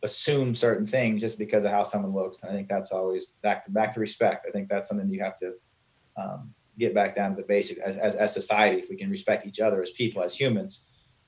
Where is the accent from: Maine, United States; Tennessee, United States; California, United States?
Maine, United States; I grew up in Maine